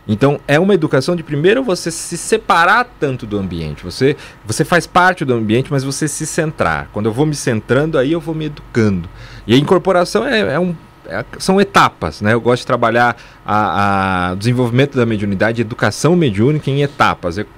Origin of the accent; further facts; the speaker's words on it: São Paulo, Brazil; born there; São Paulo.